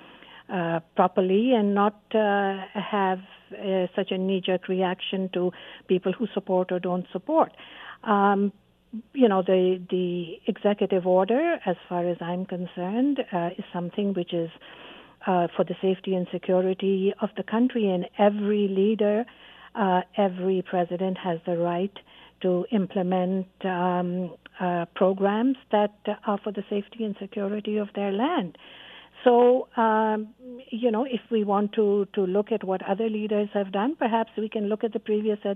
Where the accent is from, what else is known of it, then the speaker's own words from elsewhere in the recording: Canada; as a Canadian